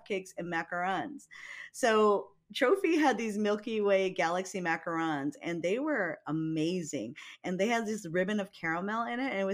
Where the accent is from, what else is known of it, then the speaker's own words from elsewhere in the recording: Hawaii, United States; growing up in Hawaii.